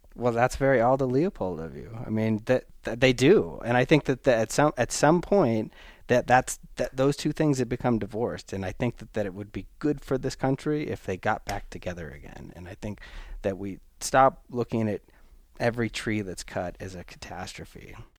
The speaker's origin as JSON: {"language": "English", "area": "the Northwest", "region": "Pacific Northwest", "country": "United States", "moved": "yes", "lives_now": "Los Alamos, United States", "said": "I'm from the Northwest. I'm familiar with the look and feel of clear cuts"}